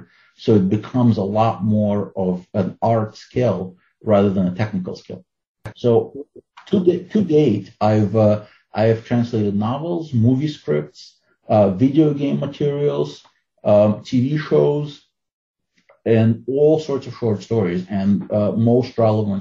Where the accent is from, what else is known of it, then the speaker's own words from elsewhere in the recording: Ukraine; first language Russian; English is a second language; also born or lived in Soviet Union / New York City, United States; now in United States; I grew up in the Soviet Union. I was born in Ukraine and my native language is Russian.